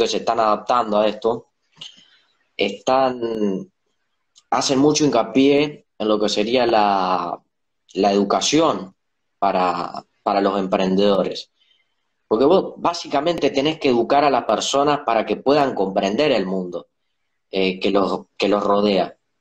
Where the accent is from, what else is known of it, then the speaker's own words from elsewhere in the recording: Paraná, Entre Ríos, Argentina; soy de Paraná.